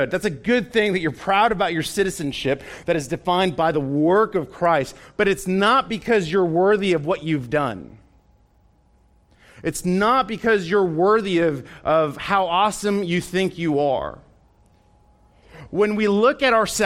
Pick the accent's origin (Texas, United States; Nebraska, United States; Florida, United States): Texas, United States; telling other people, man, I'm from Texas.